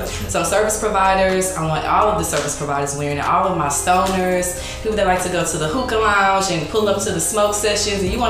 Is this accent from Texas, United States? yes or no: yes; Missouri City, Texas, United States; Mm-hmm. I am from Houston, Texas, Missouri City to be specific.